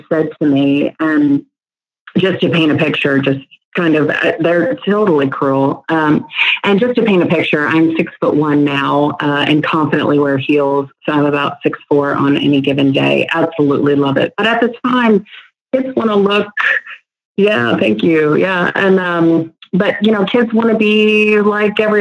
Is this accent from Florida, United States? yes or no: no; Northern Virginia, United States; moved away as an adult; now in Dallas, United States; From the East Coast, right outside D.C., Northern Virginia